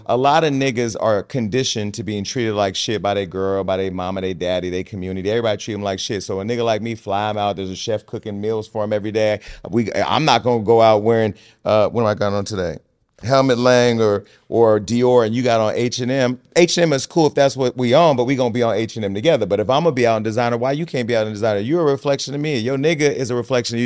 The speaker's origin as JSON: {"language": "English", "town": "Stockton", "region": "California", "country": "United States", "moved": "yes", "lives_now": "Los Angeles, United States", "said": "I come from Stockton"}